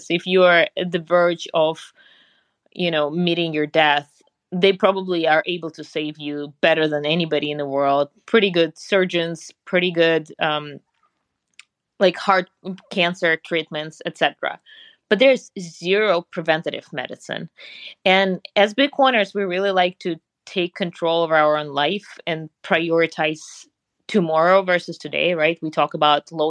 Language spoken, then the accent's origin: English; Siberia, Russia; English is a second language; moved away as an adult; now in Austin, United States; growing up in Russia, in Siberia specifically, I somehow got into sailing, which is funny because the lake in my hometown was frozen for 8 months out of the year